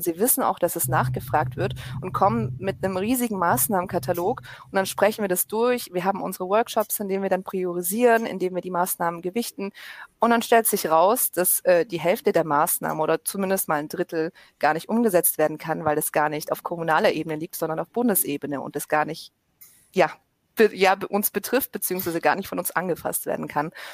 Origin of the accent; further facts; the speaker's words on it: Stuttgart, Baden-Württemberg, Germany; ich komme aus Stuttgart